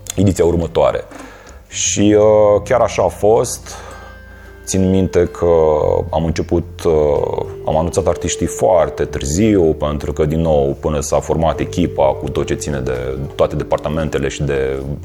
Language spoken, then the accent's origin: Romanian; Iași, Iași County, Romania; moved away as an adult; now in Cluj-Napoca, Romania; sunt din Iași, dar de aproximativ 4 uh, ani sunt uh, clujean